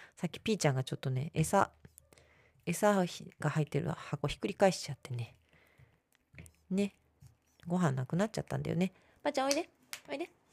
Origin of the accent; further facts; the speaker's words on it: Tokyo, Japan; 私は東京生まれ東京育ちですけど